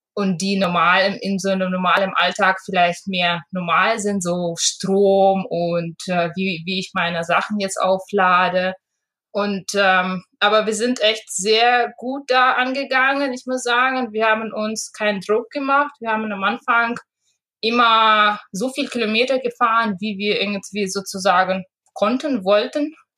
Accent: Russia; moved away; also born or lived in Hamburg, Germany; Ich komme ursprünglich aus Russland

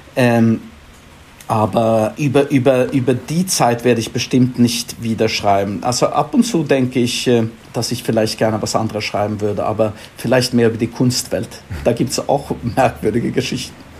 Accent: Stockholm, Stockholm County, Sweden; born or raised there; German is a second language; moved away as an adult; also born or lived in Frankfurt; now in London, United Kingdom

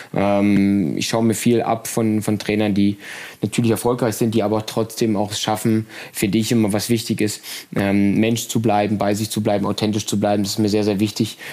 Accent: Brandenburg, Germany; moved away as an adult; now in Leipzig, Germany; bin aber gebürtig ähm, aus Brandenburg, aus der Nähe von Berlin

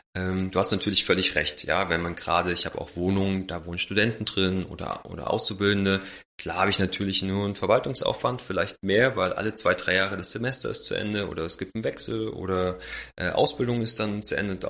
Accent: Jena, Thuringia, Germany; moved away; ich komme ursprünglich aus Jena, äh, bei meinen Eltern

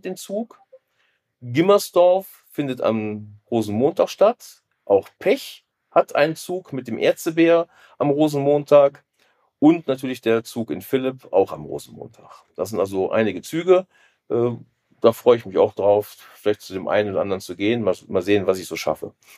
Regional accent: Rhineland, Germany; Ich bin im Rheinland geboren

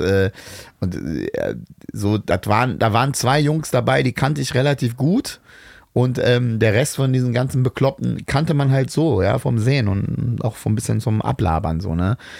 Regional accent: Bad Pyrmont, Lower Saxony, Germany; ich bin aber in Bad Pyrmont aufgewachsen

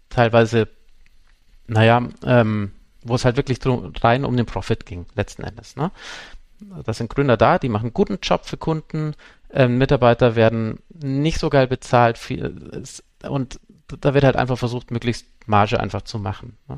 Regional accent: Munich, Bavaria, Germany; ich komme aus München

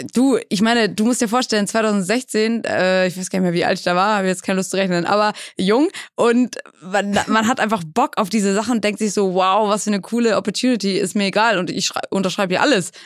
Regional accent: Schleswig-Holstein, Germany; also born or lived in England; now in Hamburg, Germany; Gebürtig aus England, und dann aufgewachsen in Schleswig-Holstein, so 45 Minuten von Hamburg

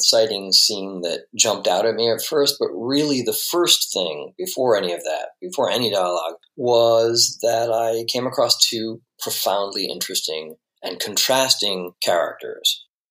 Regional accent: Detroit, Michigan, United States; now in New York City, United States; I was living in Metro Detroit at the time as a kid. I grew up in the Detroit area.

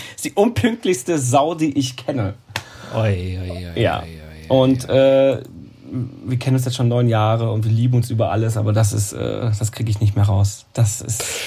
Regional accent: Münsterland, North Rhine-Westphalia, Germany; moved away as an adult; also born or lived in Baden-Baden, Germany; now in Cologne, Germany; eigentlich bin ich ja kein Kölner, ich bin ein Münsterländer. Komme von der holländischen Grenze ah, direkt

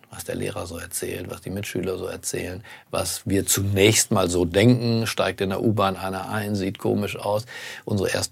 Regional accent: Berlin, Germany; born there; In Berlin, in meinem Geburtsort, die Spree, verbindet die relevanten

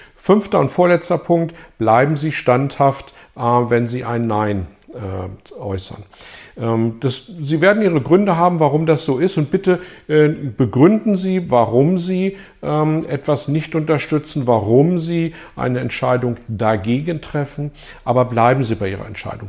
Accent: Germany; bei uns in Deutschland

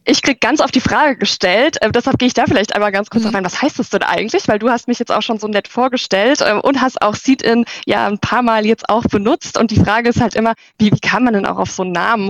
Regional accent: near Walldorf, Baden-Württemberg, Germany; ich komme aus der Nähe von ähm, Waldorf, äh, dem Hauptsitz von der SAP

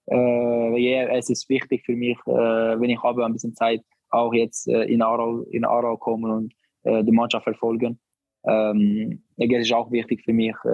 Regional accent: Barcelona, Catalonia, Spain; German is a second language; ich bin in Barcelona aufgewachsen

